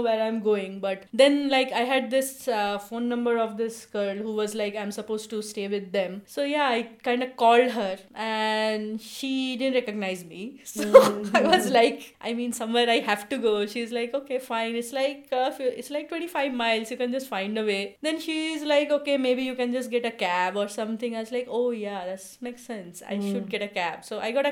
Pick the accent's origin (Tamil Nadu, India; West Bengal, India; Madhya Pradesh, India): West Bengal, India; Kolkata; now in Seattle, United States; I grew up in Kolkata, so I speak Bengali, I read Bengali, I love Bengali.